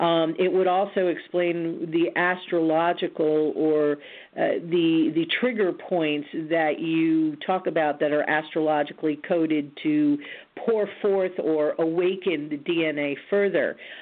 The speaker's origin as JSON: {"language": "English", "town": "Roswell", "region": "New Mexico", "country": "United States", "tie": "born there", "said": "You may or may not recall that I was born in Roswell, New Mexico, on an Air Force base."}